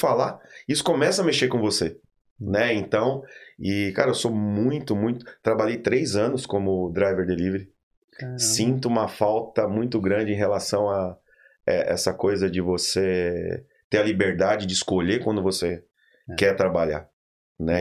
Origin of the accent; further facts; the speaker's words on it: Diadema, São Paulo, Brazil; moved away; eu sou de Diadema, né?